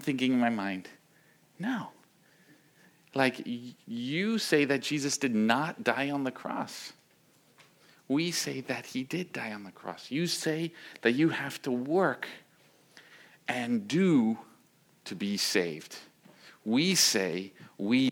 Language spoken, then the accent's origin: English; New York City, New York, United States; moved away as an adult; also born or lived in Volcano Island; I grew up in New York City in an apartment